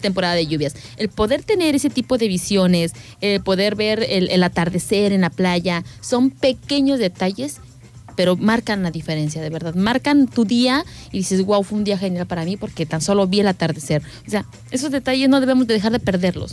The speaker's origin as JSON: {"language": "Spanish", "region": "Querétaro", "country": "Mexico", "also_born_or_lived": "Guanajuato", "moved": "yes", "lives_now": "Manzanillo, Mexico", "said": "yo soy de, del estado de Querétaro, pero pues ahora sí que para mí mi, mi, ciudad o mi pueblo fue siempre Guanajuato."}